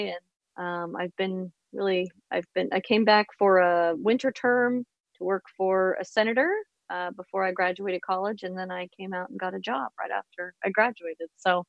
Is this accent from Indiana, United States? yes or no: yes; Indiana, United States; moved away as an adult; now in Arlington, United States; I'm originally from Indiana. So I'm a Midwesterner and a very proud Midwesterner. but I have lived in the D.C. area since permanently full-time since 2004.